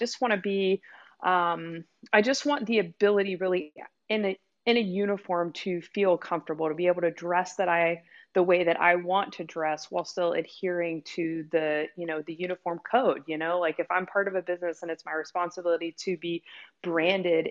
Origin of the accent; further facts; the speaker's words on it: South Louisiana, United States; I grew up in South Louisiana